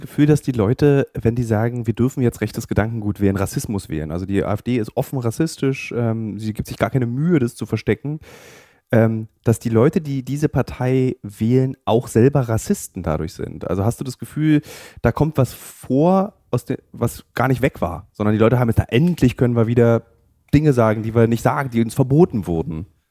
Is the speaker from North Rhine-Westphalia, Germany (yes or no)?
no; Berlin, Germany; in meiner Heimatstadt Berlin